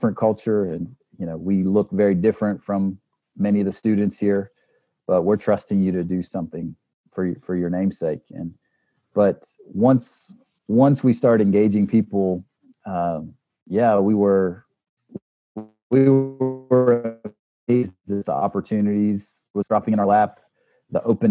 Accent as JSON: {"language": "English", "country": "United States", "also_born_or_lived": "South Africa", "moved": "as an adult", "said": "as an American"}